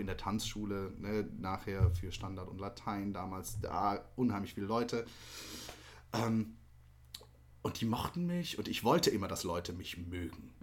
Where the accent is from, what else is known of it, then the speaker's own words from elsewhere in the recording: Ketsch, Baden-Württemberg, Germany; moved away; eigentlich komme ich aus Süddeutschland, aus oh. der Nähe von Mannheim und Heidelberg